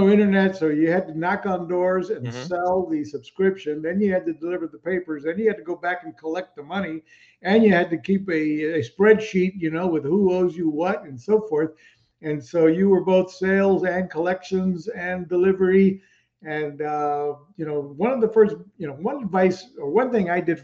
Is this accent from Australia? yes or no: no; Puerto Rico; moved away; also born or lived in Texas, United States / St. Thomas, U.S. Virgin Islands; I was born in Texas, Mexican descendant, so I'm Latino, I'm a Mexican-American. But then I grew up in Puerto Rico